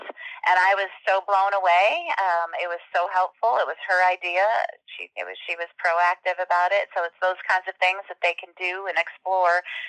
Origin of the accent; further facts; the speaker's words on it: Cuba City, Wisconsin, United States; moved away as an adult; also born or lived in Madison, Wisconsin; I was not going to live in the small town of Cuba City, Wisconsin when I grew up